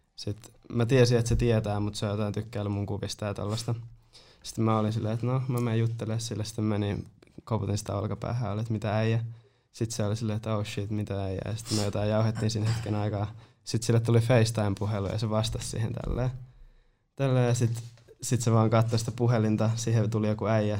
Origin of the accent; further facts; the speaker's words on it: Nurmo, South Ostrobothnia, Finland; en edes ole Seinäjältä, mä oon Nurmosta